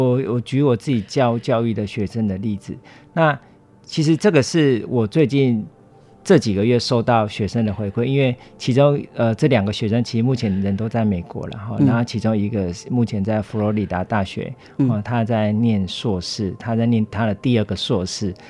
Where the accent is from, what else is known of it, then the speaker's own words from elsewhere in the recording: Guiren, Tainan, Taiwan; 呃，台南县。归仁乡